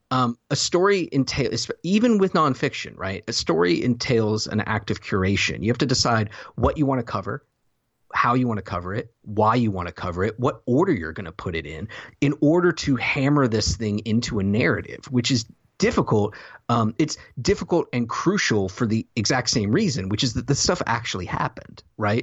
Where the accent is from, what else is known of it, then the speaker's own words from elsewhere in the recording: the South, United States; I'm from the South